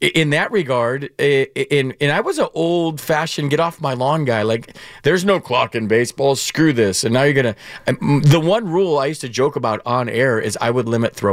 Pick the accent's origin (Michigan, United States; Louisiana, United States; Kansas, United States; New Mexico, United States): Michigan, United States; moved away; also born or lived in West Coast; I was from Michigan. Yeah. I followed him in high school at Michigan State. He came out to the West Coast. We came out to the West Coast around the same time, my family.